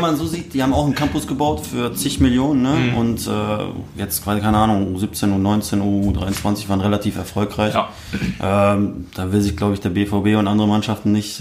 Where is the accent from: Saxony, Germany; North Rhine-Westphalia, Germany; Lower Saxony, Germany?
North Rhine-Westphalia, Germany; Wuppertal; also born or lived in Dortmund; ich bin geboren in Wuppertal